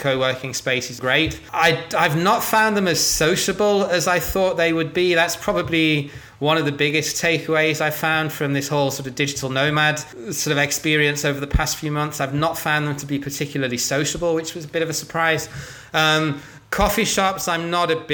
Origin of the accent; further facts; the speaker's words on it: England, United Kingdom; moved away; as an Englishman